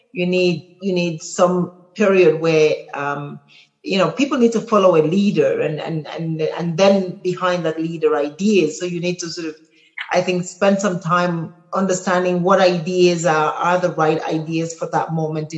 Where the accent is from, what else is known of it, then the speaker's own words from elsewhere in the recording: Cameroon; moved away; also born or lived in Kenya; I come from Cameroon, and I was fortunate enough to have parents who made me sort of travel the breadth of my country, so I know every part of it